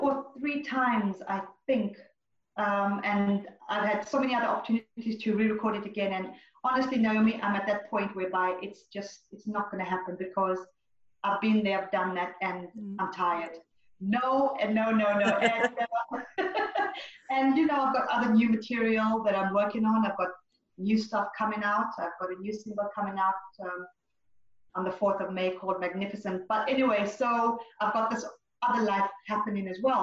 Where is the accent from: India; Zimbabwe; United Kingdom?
Zimbabwe; moved away as an adult; also born or lived in Zambia; I was born in Zambia and grew up in Zimbabwe